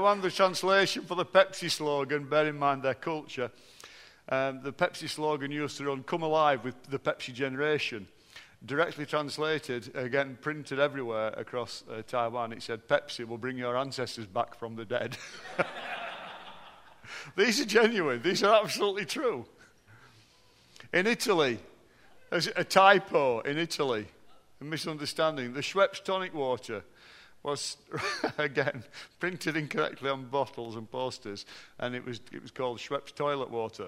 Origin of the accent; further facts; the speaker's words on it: Barnsley, Yorkshire and the Humber, United Kingdom; How can they tell I'm from Barnsley, Neil? Because I flatten my vowels. I'm obviously a Barnsley bloke